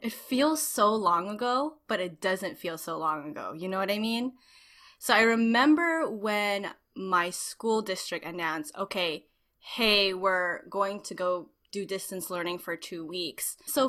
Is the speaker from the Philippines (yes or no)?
yes; Philippines; A little bit of a background, I'm Filipino